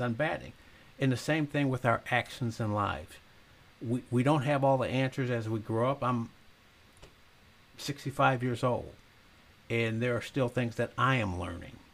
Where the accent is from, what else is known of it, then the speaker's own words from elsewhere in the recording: Zion, Illinois, United States; moved away; Not only did I move back to Zion, I became the mayor and I live in the house I grew up